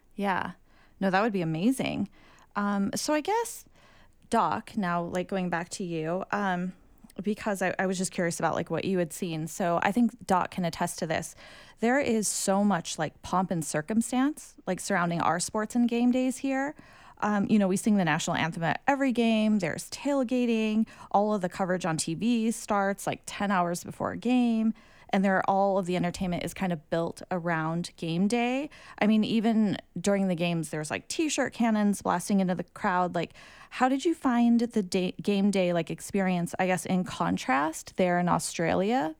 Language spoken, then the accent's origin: English; United States; accent: American; I'm Asian American